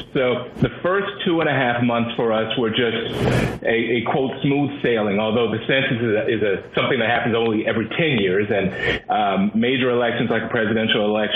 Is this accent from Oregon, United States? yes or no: no; Washington, D.C. area, Maryland, United States; I'm a Marylander. I grew up in Maryland, and I grew up in the Washington, D.C. area